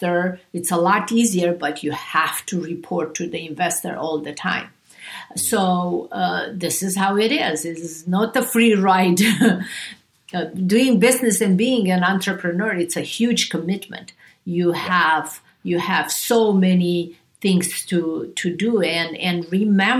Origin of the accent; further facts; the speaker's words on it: Romania; also born or lived in Beverly Hills; now in United States; I grew up in Romania